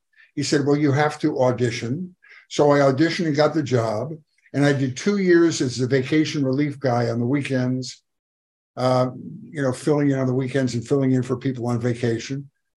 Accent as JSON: {"language": "English", "town": "Buffalo", "region": "New York", "country": "United States", "said": "I came out here from Buffalo, New York, where Weezy's from, to do stand-up."}